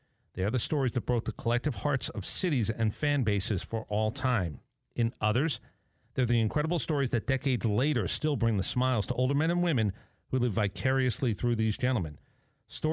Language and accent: English; Northeast, United States; I grew up in the Northeast.